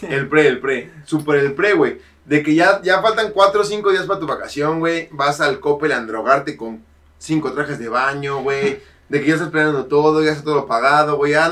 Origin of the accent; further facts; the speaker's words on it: Mexico City, Mexico; como chilango no estamos acostumbrados, güey, a tocar la arena